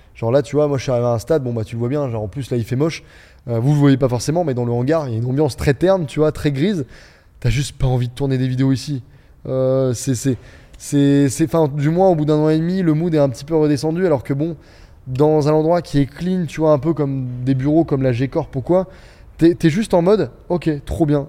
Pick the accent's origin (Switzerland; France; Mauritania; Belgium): France; Beaune, Bourgogne-Franche-Comté; moved away as an adult; also born or lived in Dijon / Angers; on vient tous de l'Est, mais tous